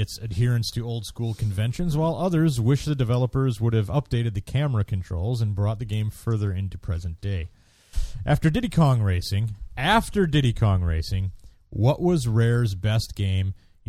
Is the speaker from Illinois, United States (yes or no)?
no; Merrill, Wisconsin, United States; my hometown of Merrill, Wisconsin?